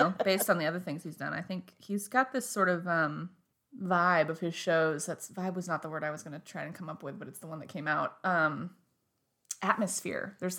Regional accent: Vermont, United States; I was born here in Vermont and I say Mayor.

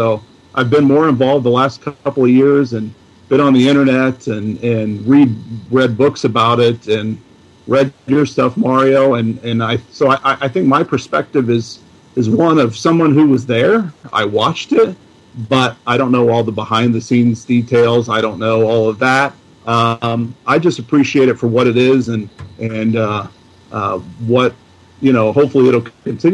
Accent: Illinois, United States; I born and raised and have lived my entire life in Illinois

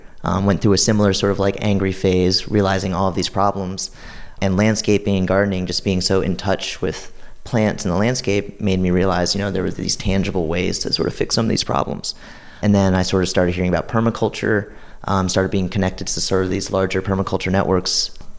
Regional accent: Takoma Park, Maryland, United States; I grew up in Tacoma Park, Maryland, so not too far from here, right outside of D.C.

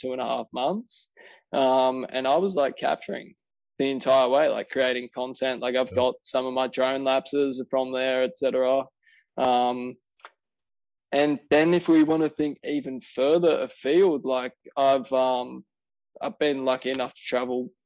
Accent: Wollongong, New South Wales, Australia; my hometown of Wollongong, Wollongong, New South Wales, Australia.

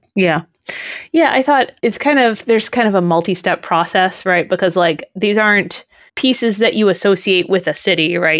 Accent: Massachusetts, United States; I grew up in Massachusetts

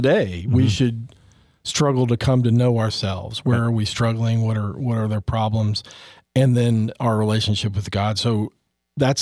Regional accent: Texas, United States; I'm from Texas

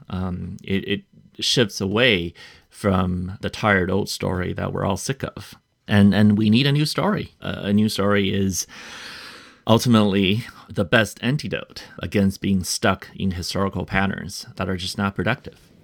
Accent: United States; an American author to represent our country

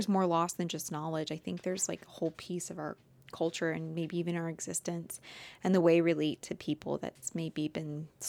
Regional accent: Midwest, United States; I grew up in the Midwest and this was like not a thing.

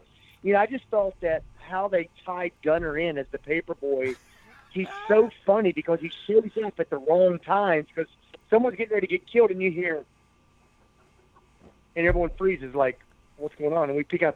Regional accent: West Virginia, United States; my home state of West Virginia.

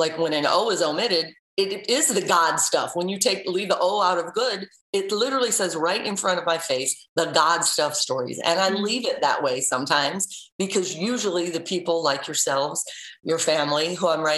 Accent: St. Louis, Missouri, United States; now in Cleveland, United States; I'm originally from St. Louis.

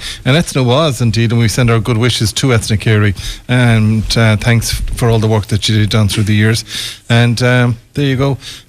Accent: Galway, Connacht, Ireland; as a kid, I was a neighbour to Renmore

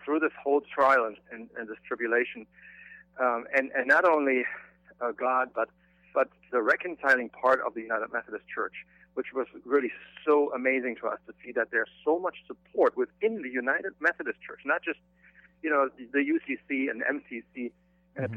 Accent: Germany; moved away; I grew up in Germany

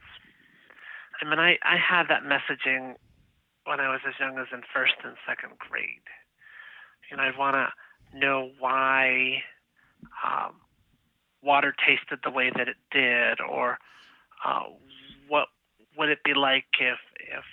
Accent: Chicago, Illinois, United States; moved away; also born or lived in University Park, Pennsylvania; I'm originally from the Chicago, Illinois area

